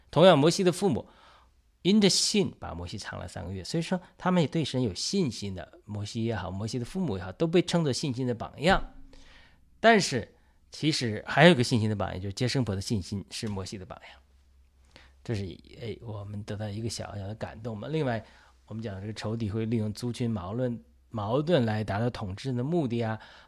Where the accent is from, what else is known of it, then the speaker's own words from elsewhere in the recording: China; 我相信我们中国人在经历一个呃宏大的出埃及记的出埃及的过程，